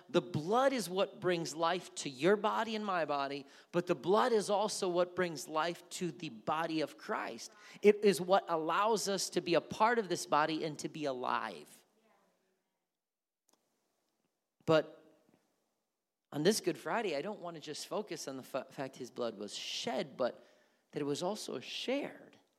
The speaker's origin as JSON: {"language": "English", "country": "India", "tie": "born or raised there", "said": "Growing up in India, I shared in everything my parents did."}